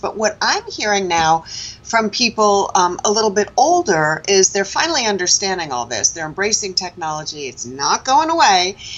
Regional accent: New York City, New York, United States; born and raised in Manhattan

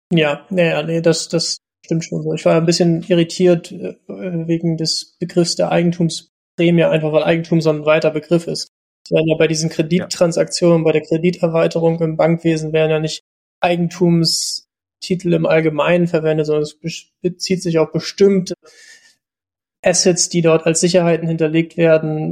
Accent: East Germany, Germany; ich bin 88 geboren in der DDR noch

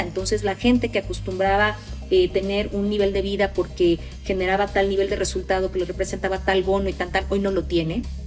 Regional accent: Mexico; Nosotros los mexicanos a veces nos importa más ganar que tener con qué ganar

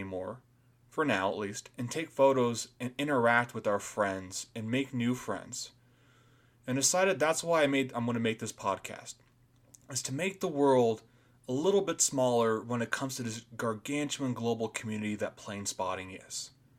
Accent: Boise, Idaho, United States; born there; So, I was born here in Boise, Idaho

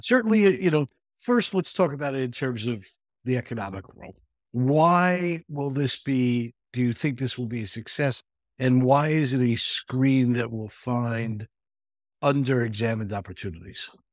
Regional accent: New York City, New York, United States; also born or lived in Manhattan; having grown up in the Bronx and living in Manhattan

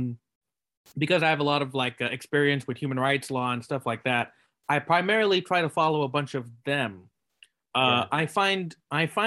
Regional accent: Silicon Valley, California, United States; I grew up in Silicon Valley

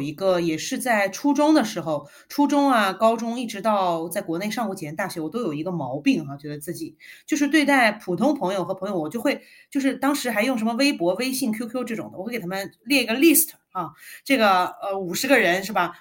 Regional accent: Guangzhou, Guangdong, China; also born or lived in northern China; 我是北方人嘛，但是我是在广州长大的

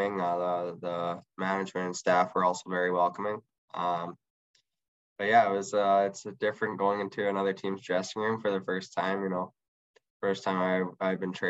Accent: Edmonton, Alberta, Canada; now in Kamloops, Canada; I'm from Edmonton area

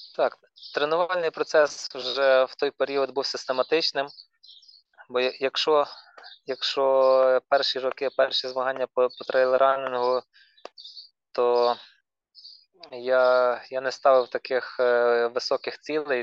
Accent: Ternopil, Ternopil Oblast, Ukraine; ми з Тернополя

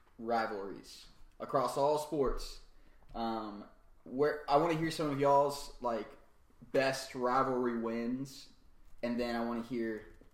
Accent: Atlanta, Georgia, United States; moved away; I grew up in Atlanta for a while

